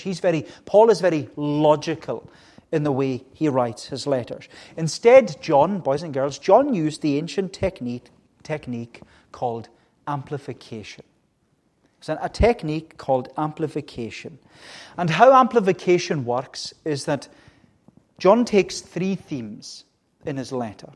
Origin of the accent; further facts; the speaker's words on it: Melbost, Scotland, United Kingdom; I was growing up, as you know, in the village uh, on the other side of the island in Melbost, a very, very good village to grow up in.